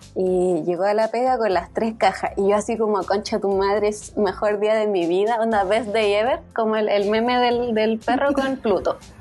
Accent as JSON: {"language": "Spanish", "country": "Chile"}